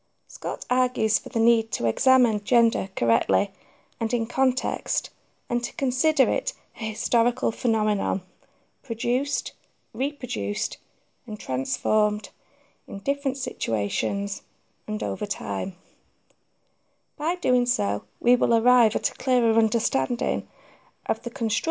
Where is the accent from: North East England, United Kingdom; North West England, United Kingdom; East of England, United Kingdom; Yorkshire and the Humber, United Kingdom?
North West England, United Kingdom; Manchester; I am a proud Mancunian